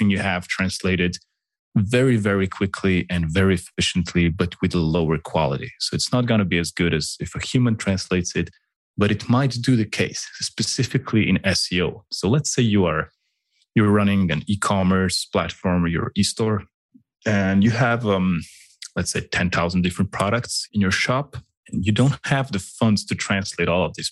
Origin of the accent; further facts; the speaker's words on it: Slovenia; English is a second language; I'm from Slovenia.